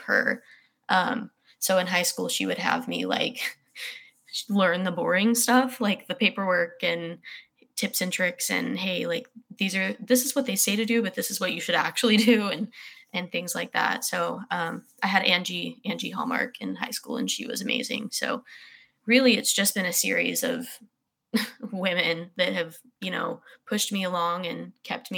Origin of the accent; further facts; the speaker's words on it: Red Oak, United States; I'm from Red Oak, so I had Katrina Keener